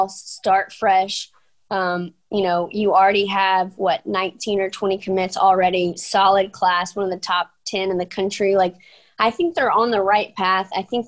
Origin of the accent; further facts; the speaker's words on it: Bossier City, Louisiana, United States; Bossier City, my hometown